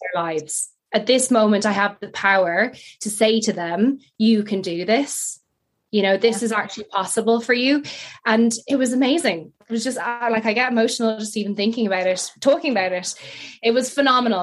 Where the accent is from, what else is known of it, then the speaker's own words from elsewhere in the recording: France; moved away; also born or lived in United Kingdom; I grew up in France